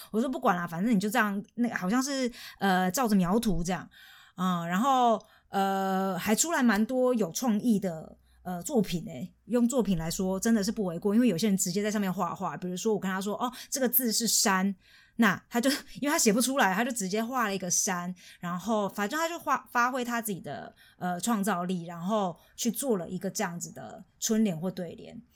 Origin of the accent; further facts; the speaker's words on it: Taiwan; moved away as an adult; now in Germany; 我是，我是台湾人嘛，唯一现场的